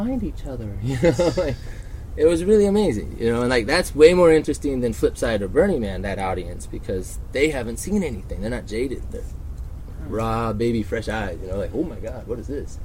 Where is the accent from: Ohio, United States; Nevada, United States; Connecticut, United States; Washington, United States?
Nevada, United States; Reno; Growing up in Reno and hustling, you know, I was gambling by the time I was 15